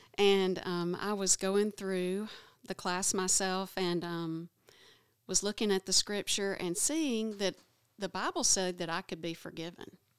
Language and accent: English; Oneonta, Alabama, United States; I've lived in Alabama all my life. I don't mind you knowing that I'm from Oneonta, Alabama, which is a small town